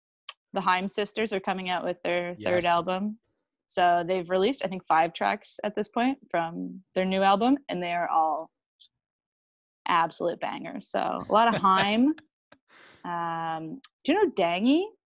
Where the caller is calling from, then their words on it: Kingston, Ontario, Canada; Tonight, I'm in a nice, steamy, hot apartment in Kingston, Ontario.